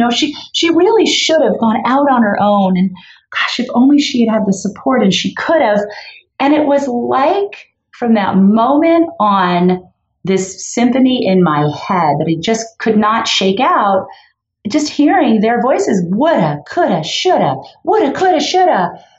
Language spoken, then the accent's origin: English; Los Angeles, California, United States; I grew up in Los Angeles in Canoga Park, you know, just a little like a modest area.